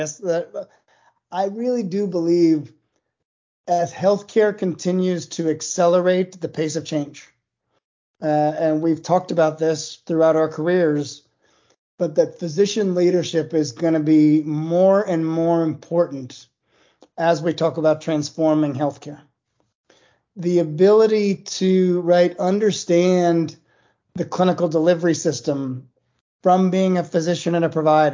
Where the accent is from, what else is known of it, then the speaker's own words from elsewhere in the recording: Cleveland, Ohio, United States; moved away as an adult; also born or lived in Durham, North Carolina / New Haven, Connecticut; now in Charleston, United States; I grew up in Cleveland, Ohio